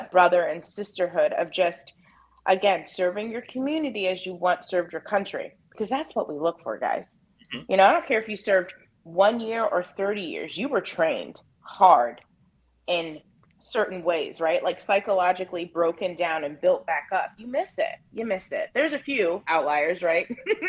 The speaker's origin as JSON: {"language": "English", "town": "Albany", "region": "New York", "country": "United States", "said": "So you guys know, Uncle … was I came from Albany, New York."}